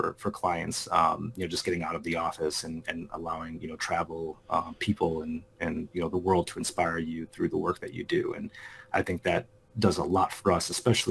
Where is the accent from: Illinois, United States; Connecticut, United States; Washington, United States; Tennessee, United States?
Illinois, United States; Chicago; I'm calling in from Chicago, Illinois. And, you know, grown up here my entire life